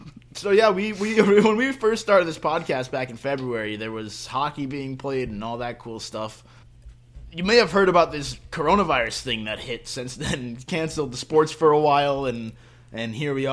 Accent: Albany, New York, United States; also born or lived in Maryland; now in Portland, United States; I'm up here in Portland, Maine, originally from New York. Spent a couple years in Maryland, but now up here in New England for the first time.

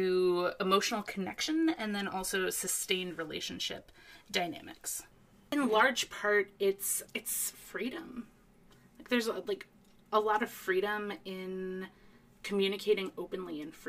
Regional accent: East Coast, United States; I grew up on the East Coast, and I actually spent a lot of time in Boston growing up

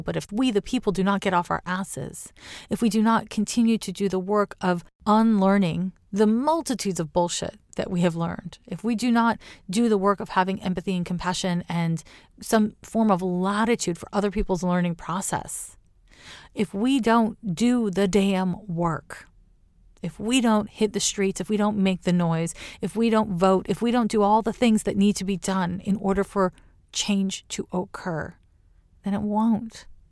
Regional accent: Canada; now in Oakland, United States; as a Canadian now living in California, to me, living in Oakland, California

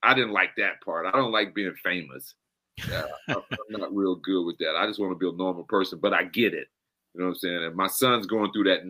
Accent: United States; I am the American, and JoJo tested this in Bong.

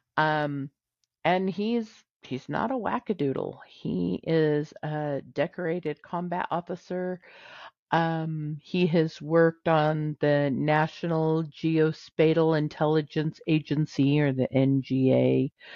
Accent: California, United States; I'm a Californian and I don't say Nevada.

